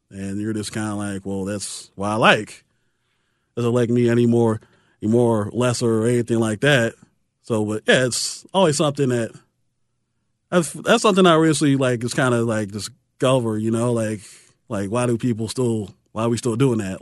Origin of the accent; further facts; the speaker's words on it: Chicago, Illinois, United States; I grew up, it was, it's right there at the hop, skip, and jump in the lake